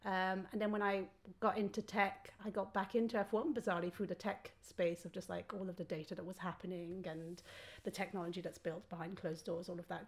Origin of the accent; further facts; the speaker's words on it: Belgium; moved away; also born or lived in France / United Kingdom; I was born in France, but I grew up in Belgium. So like an hour's drive from Spa-Francorchamps